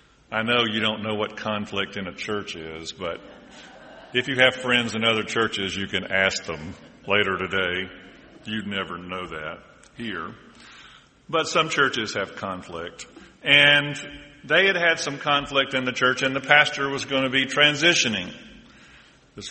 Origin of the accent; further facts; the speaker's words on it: Deep South, United States; And I'm from the Deep South, although they tell me I'm losing my accent.